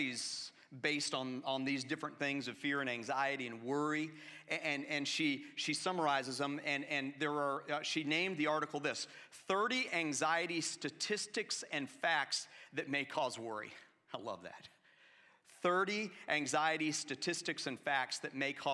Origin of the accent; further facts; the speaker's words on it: Atlanta, Georgia, United States; I grew up in Atlanta in the 1980s